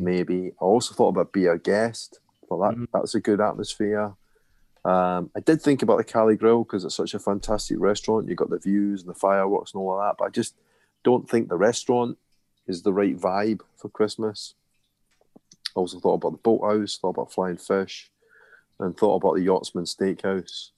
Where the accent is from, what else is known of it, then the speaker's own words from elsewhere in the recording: Scotland, United Kingdom; me being Scottish